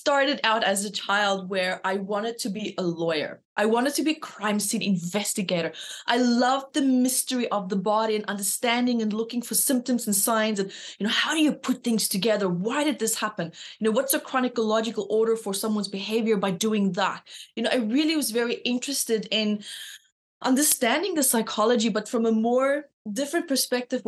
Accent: Namibia; moved away; also born or lived in South Africa; So I'm from South Africa and grew up in Namibia, but moved back to South Africa

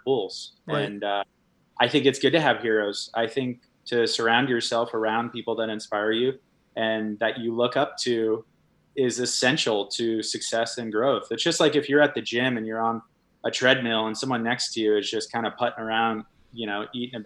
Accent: Washington, United States; moved away; also born or lived in Hawaii; I grew up in Washington

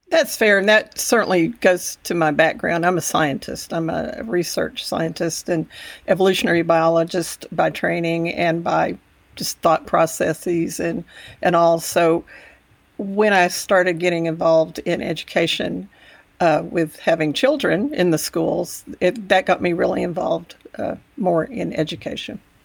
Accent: Texas Panhandle, United States; also born or lived in Amarillo, Texas; I grew up in the Panhandle about an hour away, and, uh, I am very much a Texas girl

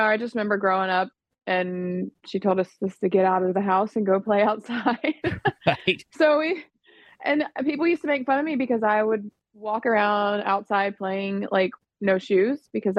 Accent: Florida, United States; now in Nashville, United States; I was born and raised in Florida

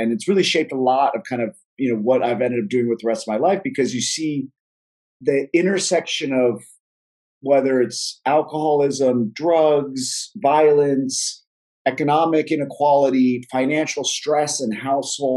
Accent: Philadelphia, Pennsylvania, United States; I grew up in West Philadelphia, 45th in Baltimore.

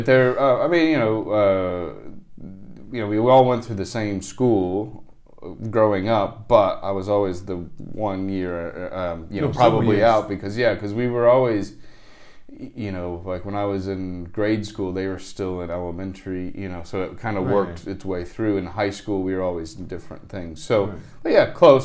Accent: St. Louis, Missouri, United States; also born or lived in Iowa City, Iowa; back to St. Louis, Missouri, where my parents are originally from. And then I grew up there

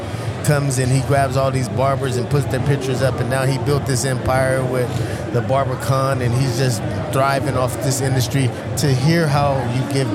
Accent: Sacramento, California, United States; I'm from Sacramento.

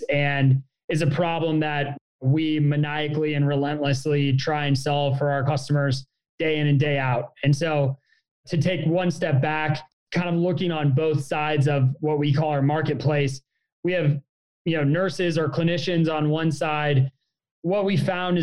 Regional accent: Springfield, Illinois, United States; moved away as an adult; also born or lived in San Francisco; I grew up in Springfield, Illinois.

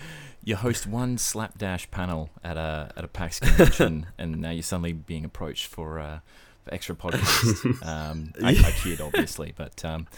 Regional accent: Brisbane, Queensland, Australia; now in Sydney, Australia; I was born in Brisbane, born and bred. Pretty much spent all of my childhood, my schooling life, in Brisbane, dealing with the heat.

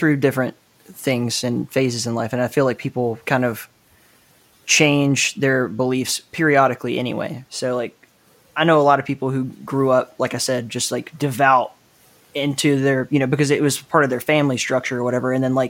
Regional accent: Southeast, United States; I mean, I grew up in the Southeast too

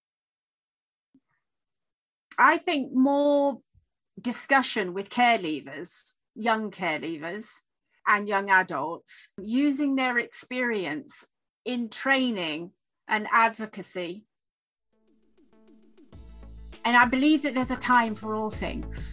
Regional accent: Sheffield, Yorkshire and the Humber, United Kingdom; I was born in Sheffield in the UK

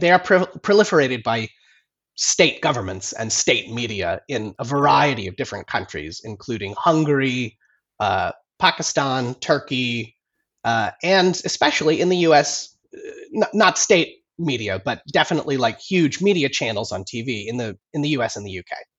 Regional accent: United States; now in London, United Kingdom; I'm an American journalist living in London.

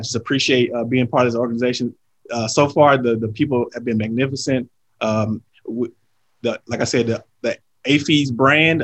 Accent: Shreveport, Louisiana, United States; moved away; I'm originally from Shreveport, Louisiana.

